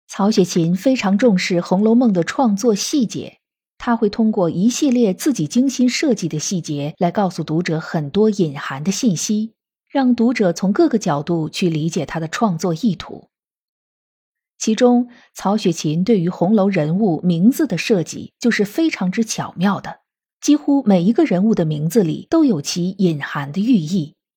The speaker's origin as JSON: {"language": "Chinese", "country": "China", "said": "我们中国人是一个非常重视姓名的民族"}